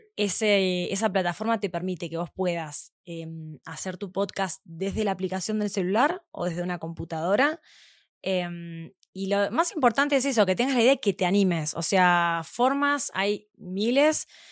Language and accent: Spanish; Argentina; moved away as an adult; also born or lived in Mexico; now in Mexico City, Mexico; soy argentina. Estoy viviendo acá hace ya seis meses aproximadamente